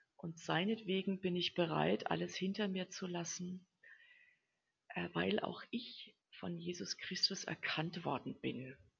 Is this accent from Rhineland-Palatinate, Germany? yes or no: no; home village 30 km from Würzburg, Bavaria, Germany; also born or lived in Central African Republic; Ich bin ja auch zum Studium nur nach Würzburg gegangen, also nur 30 Kilometer von meinem Heimatdorf entfernt